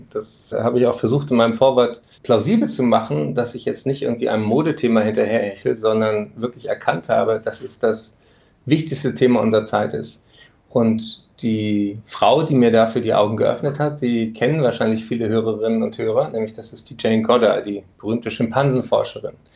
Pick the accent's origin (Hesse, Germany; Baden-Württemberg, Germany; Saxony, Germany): Hesse, Germany; Frankfurt; born there; moved away; Ich bin zwar in Frankfurt geboren, aber dann schon sehr lange weggezogen und deswegen wäre ich gerne auch nach Frankfurt zu meinem ersten Heimatsender, dem Hessischen Rundfunk, gekommen.